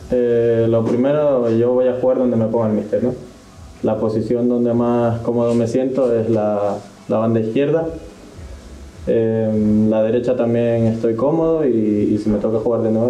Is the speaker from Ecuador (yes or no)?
yes; Ecuador; Yo cada vez que me preguntan de dónde soy, digo que soy de Ecuador. La última selección con la que jugué fue la ecuatoriana sub-20